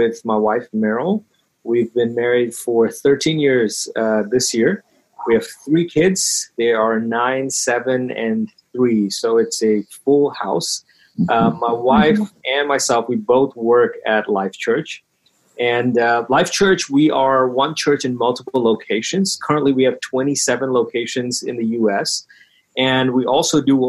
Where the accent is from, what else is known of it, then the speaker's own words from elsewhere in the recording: Bahrain; now in United States; growing up, I grew up in Bahrain.